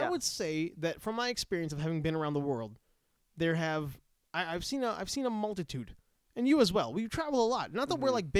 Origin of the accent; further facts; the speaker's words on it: Canada; I'm from Canada too.